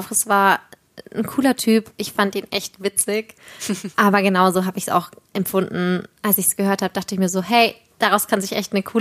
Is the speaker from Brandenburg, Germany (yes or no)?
no; Bavaria, Germany; Aber ich komme ja auch aus Franken ursprünglich. Ich fand das natürlich mega. Ein Franke.